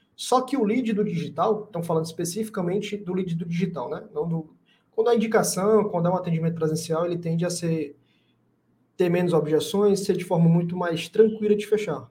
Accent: Fortaleza, Ceará, Brazil; aqui em Fortaleza, sou de Fortaleza, né, Ceará

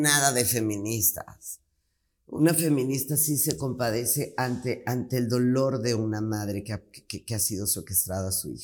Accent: Mexico; En mi país

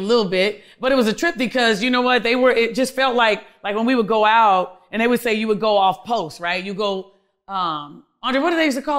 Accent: Seattle, Washington, United States; born there; I was born in Seattle, Washington.

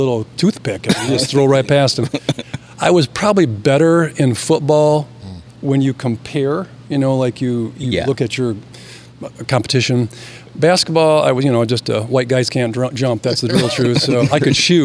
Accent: Grand Rapids, Michigan, United States; I grew up in Grand Rapids in the city

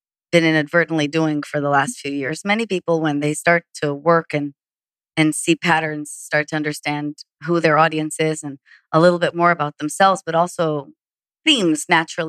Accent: Israel; moved away; I'm from Israel

